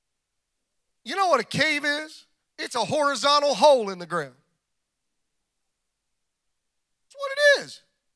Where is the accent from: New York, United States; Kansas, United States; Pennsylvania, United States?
Kansas, United States; I was born in Kansas. Ain't no walls out there